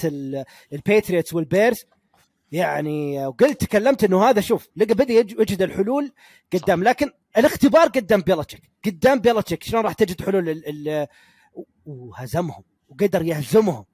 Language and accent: Arabic; Ha'il, Ha'il Province, Saudi Arabia; accent: Ha'ili; أنا لهجتي حائلية من حائل